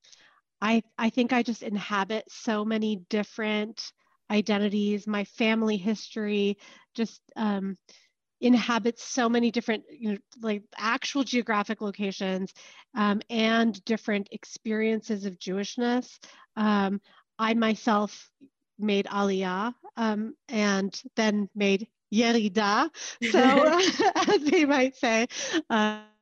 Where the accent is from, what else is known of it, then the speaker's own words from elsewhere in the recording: Palo Alto, California, United States; moved away; also born or lived in Israel; I was born and raised in Palo Alto, Northern California